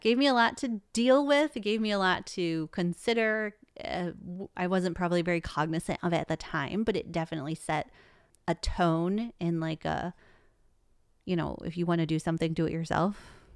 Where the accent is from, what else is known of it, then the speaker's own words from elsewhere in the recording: Traverse City, Michigan, United States; Born and raised in Michigan